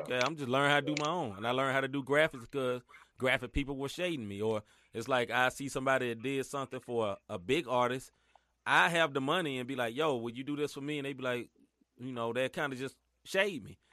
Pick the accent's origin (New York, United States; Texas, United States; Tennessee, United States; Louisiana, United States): Tennessee, United States; Memphis; now in St. Louis, United States; I'm originally from Memphis